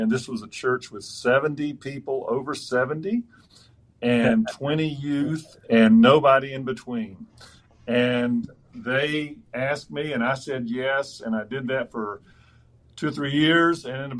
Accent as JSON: {"language": "English", "region": "Deep South", "country": "United States", "tie": "born or raised there", "said": "I grew up in the Deep South"}